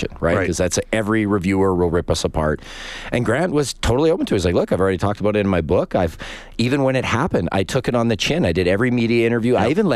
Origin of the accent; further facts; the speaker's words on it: Oakville, Ontario, Canada; Donovan Bailey was like, man, that was somebody that I looked up to growing up in Oaksville, Ontario. There wasn't a lot of black Canadian athletes for others to look up to.